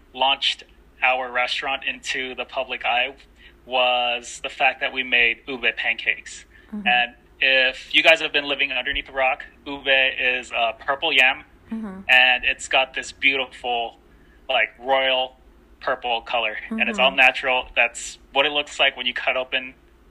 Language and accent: English; United States; also born or lived in Philippines; being born in the Philippines, but growing up in America